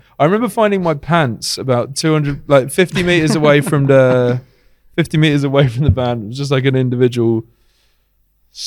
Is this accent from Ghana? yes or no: no; United Kingdom; moved away as an adult; now in Athens, Greece; as a British person